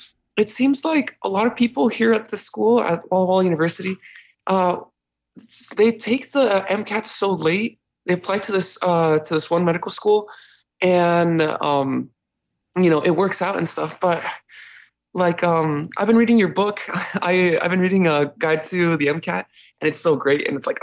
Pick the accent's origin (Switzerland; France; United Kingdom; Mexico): Mexico; now in United States; right now I'm home is in Mexico, but I was born here in the States. So like I'm not an international student.